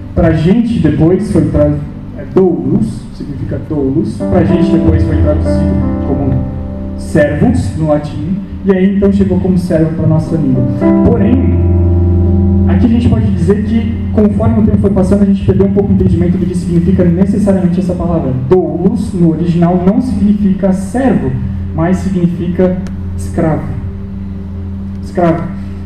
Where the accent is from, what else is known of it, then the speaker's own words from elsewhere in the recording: Blumenau, Santa Catarina, Brazil; nasci aqui em Blumenau, sou natural de Blumenau